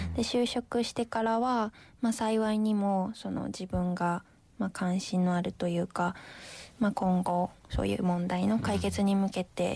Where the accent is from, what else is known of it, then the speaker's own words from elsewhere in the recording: Kyoto, Japan; moved away as an adult; also born or lived in Kobe; 私地元京都に帰